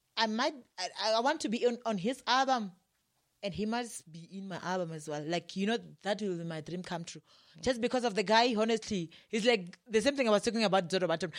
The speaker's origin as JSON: {"language": "English", "region": "Limpopo", "country": "South Africa", "also_born_or_lived": "Johannesburg", "moved": "yes", "said": "we are both from Limpopo"}